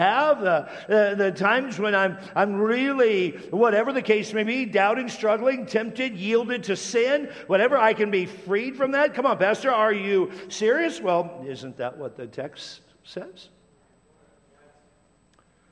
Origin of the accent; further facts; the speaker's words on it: Tacoma, Washington, United States; when I was a kid growing up in Tacoma, Washington